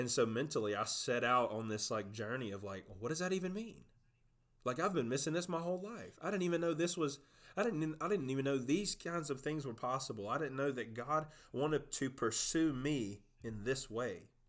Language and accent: English; South Georgia, United States; I'm from South Georgia, just as, just like you are, grew up on the same place